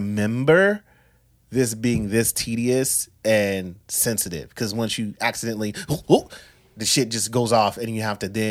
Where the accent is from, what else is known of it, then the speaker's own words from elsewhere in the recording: Florida, United States; I'm an island boy because my parents are really from Cuba. I know I'm from Florida. We understand that it's a peninsula.